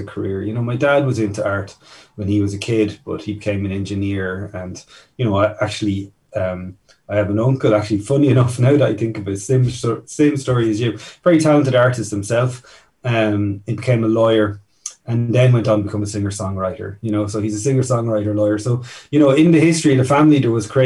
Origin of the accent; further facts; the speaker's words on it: Kilkenny, County Kilkenny, Ireland; also born or lived in Newry, Northern Ireland / Ballyfermot, Dublin; I grew up here in Kilkenny. I'm originally from Newry, but I moved down here as a young kid.